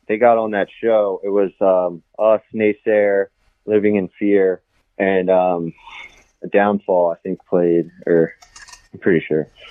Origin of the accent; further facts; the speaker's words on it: Catonsville, Maryland, United States; I grew up in Catonsville